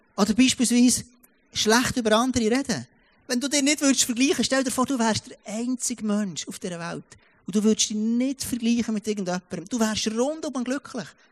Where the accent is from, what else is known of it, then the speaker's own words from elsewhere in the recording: Switzerland; moved away; ich komme aus dem Jura. Und dort hat jeder mindestens eins oder zwei Autos, wo du hast ja gar keine ÖVs an dem Ort, wo ich aufwachsen bin